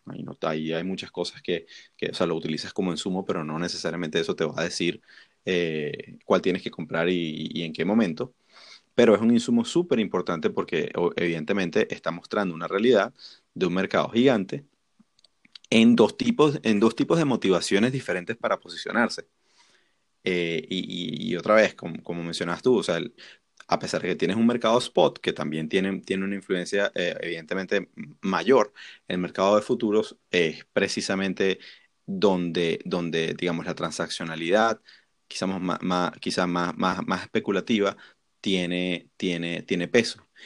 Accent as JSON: {"language": "Spanish", "country": "Venezuela", "said": "Nosotros que somos venezolanos"}